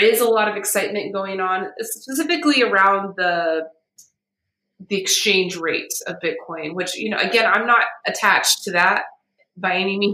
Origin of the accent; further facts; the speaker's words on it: United States; I'm American, you know, I'm a privileged American.